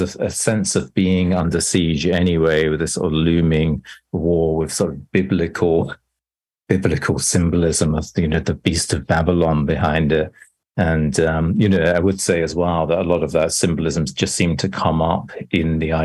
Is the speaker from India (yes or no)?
no; England, United Kingdom; moved away as an adult; now in New York, United States; I grew up in England, but I've lived in New York and USA for most of the last 25 years